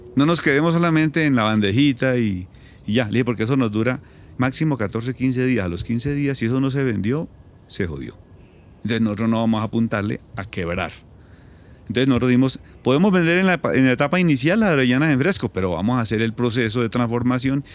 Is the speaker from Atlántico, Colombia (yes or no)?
no; Caquetá, Colombia; also born or lived in Pitalito, Huila; nací en Pitalito, Huila, muy pequeño me fui para el Caquetá, yo me crié en el Caquetá